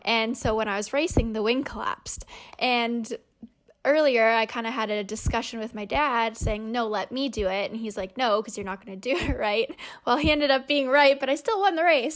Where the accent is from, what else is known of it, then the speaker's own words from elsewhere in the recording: Winnipeg, Manitoba, Canada; being a Canadian